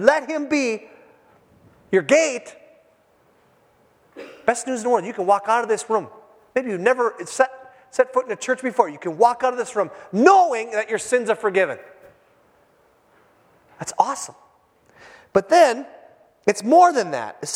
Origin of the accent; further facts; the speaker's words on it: Hibbing, Minnesota, United States; moved away; my hometown, Hibbing, Minnesota.